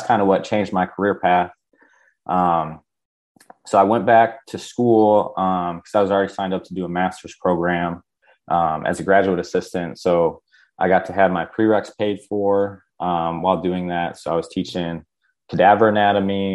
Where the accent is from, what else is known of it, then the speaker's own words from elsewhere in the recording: Bay City, Michigan, United States; moved away as an adult; now in South Carolina, United States; I grew up in Bay City, Michigan.